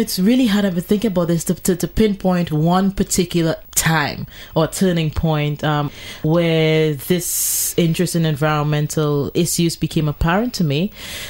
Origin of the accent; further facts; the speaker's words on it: Trinidad & Tobago; I have had my challenges growing up in Trinidad and Tobago.